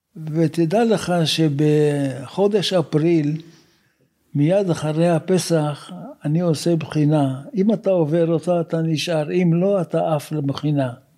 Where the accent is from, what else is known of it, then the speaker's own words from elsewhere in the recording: Haifa, Haifa District, Israel; also born or lived in Jerusalem; אני נולדתי ב-1937 בחיפה. אני בא ממשפחה שנמצאת בארץ הרבה מאוד דורות